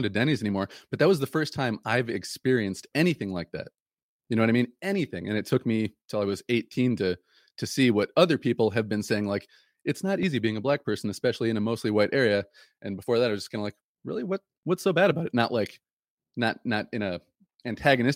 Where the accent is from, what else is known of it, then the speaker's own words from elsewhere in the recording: Okemos, Michigan, United States; growing up in Okemos and being a straight white male